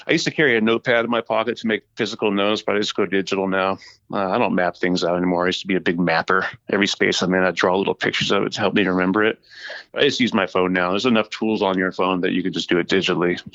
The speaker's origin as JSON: {"language": "English", "region": "California", "country": "United States", "said": "I'm from California"}